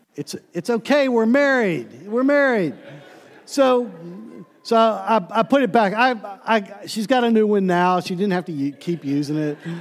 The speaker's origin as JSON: {"language": "English", "town": "Pittsburgh", "region": "Pennsylvania", "country": "United States", "tie": "born or raised there", "also_born_or_lived": "Cleveland", "said": "growing up in Pittsburgh and living in Cleveland for a short time"}